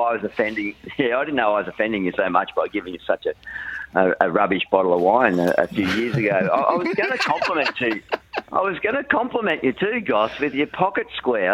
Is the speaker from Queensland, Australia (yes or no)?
no; northern New South Wales, Australia; back in my hometown. He was he was catching up with my parents and Mel's parents over there in northern New South Wales